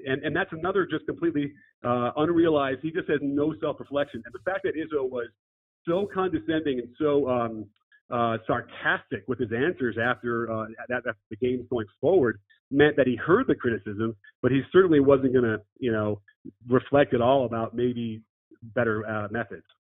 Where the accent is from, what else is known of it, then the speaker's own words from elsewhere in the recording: Chicago, Illinois, United States; I grew up in Chicago